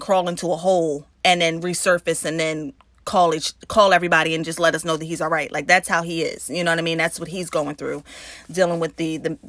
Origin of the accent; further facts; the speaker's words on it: New Jersey, United States; We're from Jersey.